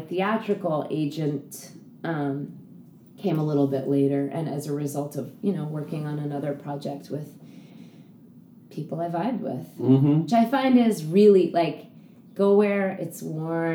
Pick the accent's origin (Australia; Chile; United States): United States; New York City, New York; I grew up on the Upper West